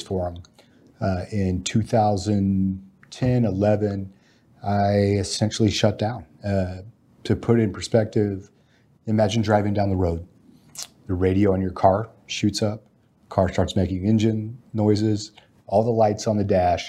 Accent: Alaska, United States; I'm a Texan by ancestry, but Alaskan by childhood.

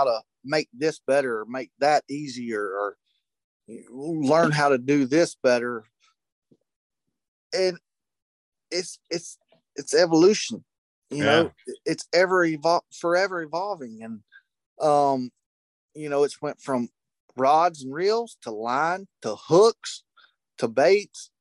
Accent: United States; When I grew up on Lake Wiley, we had a flood

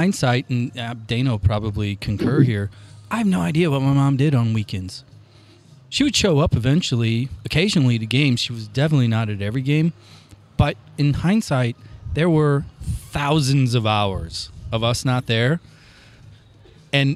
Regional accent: Granite City, Illinois, United States; we grew up together in Granite City

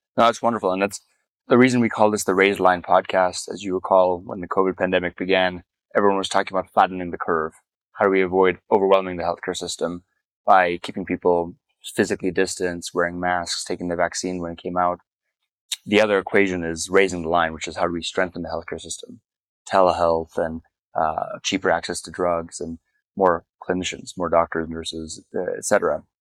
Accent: Namibia; moved away; I was born in Namibia. I returned to Namibia six years ago after 25 years of not having been back

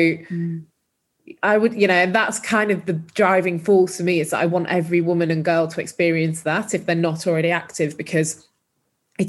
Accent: Huddersfield, Yorkshire and the Humber, United Kingdom; moved away as an adult; also born or lived in London; I grew up in Huddersfield in Yorkshire

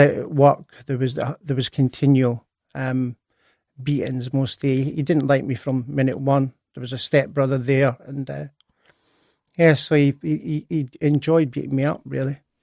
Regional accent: Edinburgh, Scotland, United Kingdom; I was born in Edinburgh on, uh, tenth of July, nineteen sixty-nine.

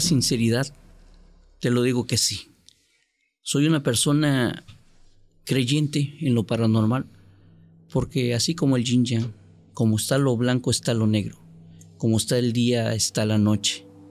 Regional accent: Córdoba, Veracruz, Mexico; also born or lived in Otatitlán, Veracruz; now in Tuxtepec, Mexico; Yo soy nativo de Córdoba, originario de Córdoba, Veracruz

